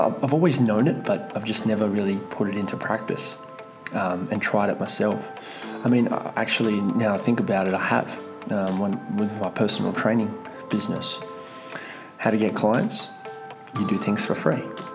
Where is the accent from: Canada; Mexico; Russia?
Russia; moved away; I'm from Russia. Technically, I'm from the Soviet Union, so we've got a whole bartering system where I'm from. So I guess it's just, that's my upbringing